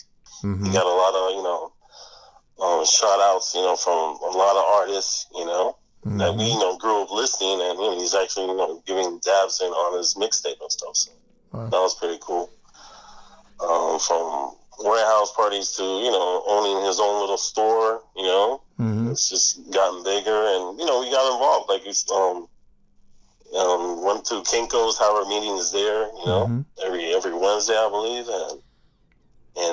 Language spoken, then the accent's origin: English; Miami, Florida, United States; we're all from Sunset, man. We all, you know, we're in high school together